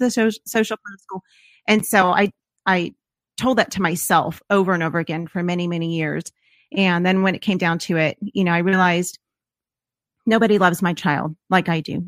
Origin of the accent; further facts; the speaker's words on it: Los Angeles, California, United States; moved away; we are from Los Angeles, and the public school system that was in our neighborhood